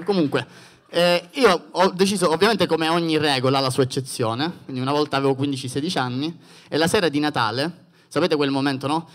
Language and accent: Italian; Sicily, Italy; essendo siciliano